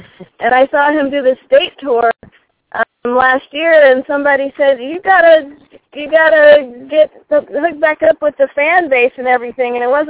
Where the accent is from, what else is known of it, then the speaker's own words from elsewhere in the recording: Dayton, Ohio, United States; now in Denver, United States; I was born in Dayton, Ohio, the birthplace of aviation, and I now reside in Denver, Colorado. I've been there for 20 years.